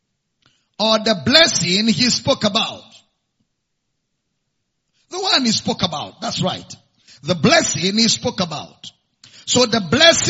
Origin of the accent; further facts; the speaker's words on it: Nigeria; I'm a Nigerian.